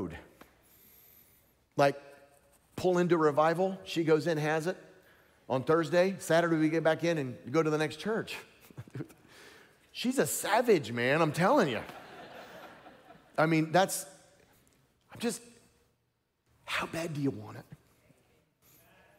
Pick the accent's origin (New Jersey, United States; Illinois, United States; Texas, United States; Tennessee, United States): Tennessee, United States; I'm from Tennessee. We talk like that down there.